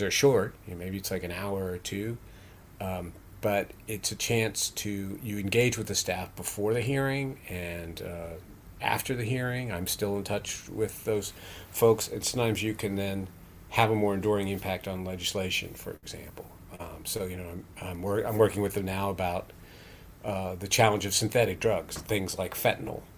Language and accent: English; Morgantown, West Virginia, United States; my hometown, Morgantown, West Virginia